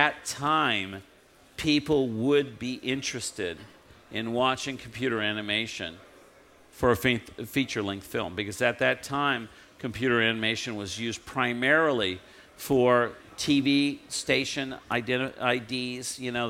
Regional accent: Southern California, United States; I grew up in Southern California

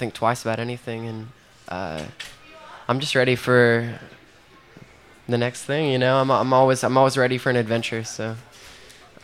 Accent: Joplin, Missouri, United States; my hometown, Joplin

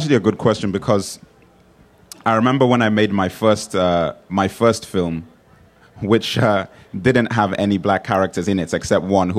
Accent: England, United Kingdom; also born or lived in Nigeria; I was born in England. I spent 10 years in Nigeria, then moved back to England.

